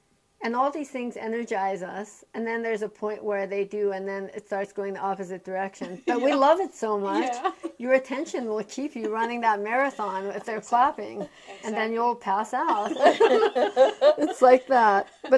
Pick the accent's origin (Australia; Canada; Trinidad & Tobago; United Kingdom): Canada; so I was born in Canada. My parents actually came from Iran for their medical residencies, and they thought they'd be going back to Iran.